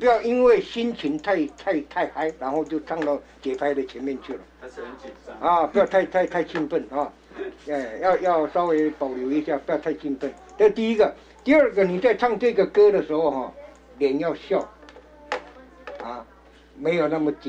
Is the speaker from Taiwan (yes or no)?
yes; Changbin, Taitung County, Taiwan; moved away; 我是从长滨出生的孩子，那也是读过这个小小学。